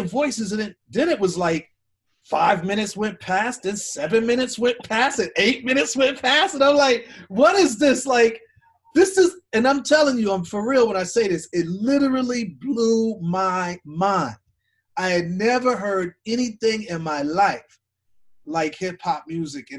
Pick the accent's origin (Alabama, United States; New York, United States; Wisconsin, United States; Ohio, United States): Wisconsin, United States; Milwaukee; I'm from Milwaukee, Wisconsin